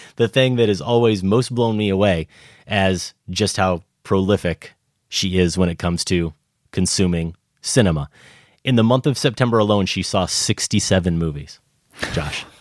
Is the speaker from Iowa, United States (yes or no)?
yes; Iowa, United States; growing up in Iowa